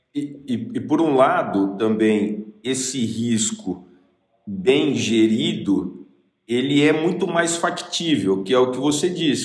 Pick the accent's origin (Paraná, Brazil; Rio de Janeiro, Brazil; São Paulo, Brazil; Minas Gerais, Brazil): São Paulo, Brazil; Bauru; eu sou de Bauru